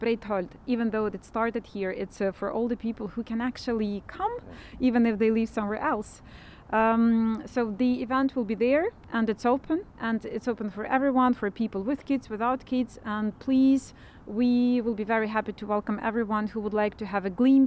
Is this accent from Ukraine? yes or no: yes; Ukraine; moved away as an adult; now in Iceland; I am from Ukraine, and I came here as a refugee myself.